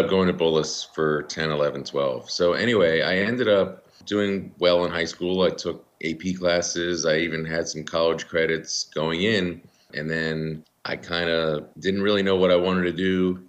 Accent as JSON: {"language": "English", "town": "Rockville", "region": "Maryland", "country": "United States", "tie": "born or raised there", "also_born_or_lived": "Washington, D.C. / Bloomington, Indiana", "said": "I grew up in Rockville, Maryland. We moved out to the suburbs when I was about 8 years old."}